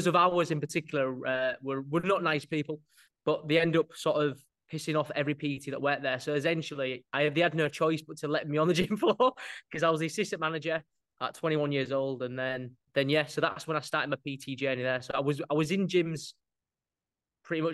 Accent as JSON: {"language": "English", "town": "Hull", "region": "Yorkshire and the Humber", "country": "United Kingdom", "also_born_or_lived": "York", "said": "I'm from Hull, not York"}